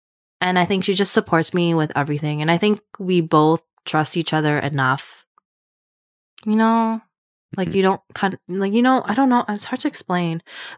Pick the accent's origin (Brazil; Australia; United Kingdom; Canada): Canada; Prince George, British Columbia; it's called like Prince George. I don't know if anyone knows that. That's where I met her. Right. So we're both from Prince George.